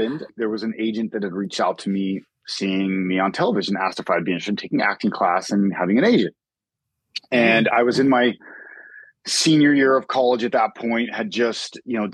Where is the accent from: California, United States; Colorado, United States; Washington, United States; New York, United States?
Washington, United States; Vancouver; also born or lived in Portland, Oregon; I grew up in Vancouver, Washington.